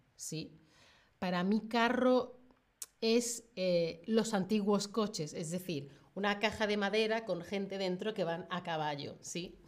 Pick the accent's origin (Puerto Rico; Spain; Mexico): Spain; Yo de España